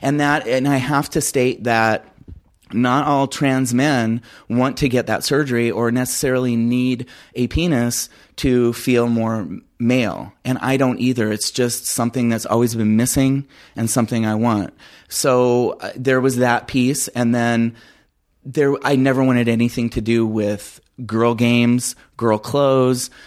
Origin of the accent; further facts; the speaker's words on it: Phoenix, Arizona, United States; also born or lived in Crenshaw, California; my mom moved me to Phoenix, Arizona when I was very young, so I feel like I'm a native of Phoenix. Um, I've spent all my life there